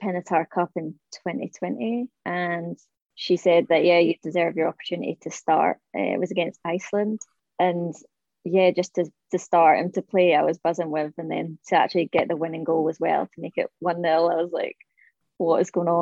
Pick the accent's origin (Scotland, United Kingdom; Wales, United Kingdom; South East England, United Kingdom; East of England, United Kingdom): Scotland, United Kingdom; Montrose; moved away; Montrose, so up north.